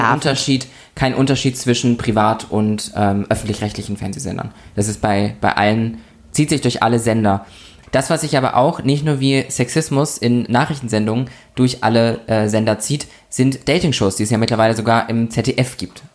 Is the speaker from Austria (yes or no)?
no; Lübeck, Schleswig-Holstein, Germany; born or raised there; moved away